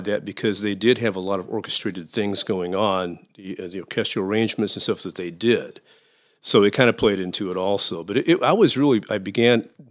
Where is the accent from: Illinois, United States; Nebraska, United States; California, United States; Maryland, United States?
Illinois, United States; Danville; Danville is my hometown. It's right around Champaign-Urbana at the University of Illinois.